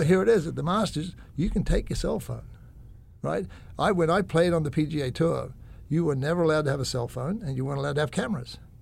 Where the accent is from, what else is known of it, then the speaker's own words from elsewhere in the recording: Australia; I'm Aussie